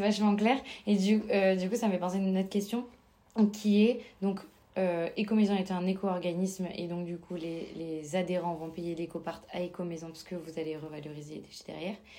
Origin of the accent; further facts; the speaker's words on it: Toulouse, Occitania, France; dans ma région, parce que je suis originaire de Toulouse